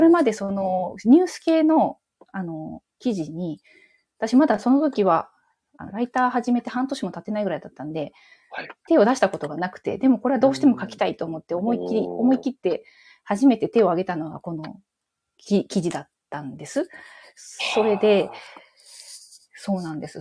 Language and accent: Japanese; Gifu, Japan; now in Osaka, Japan; 地元は岐阜とかなので、全然関西人じゃないです。でももう、でも大阪での暮らしの方がもう断然長くなってしまい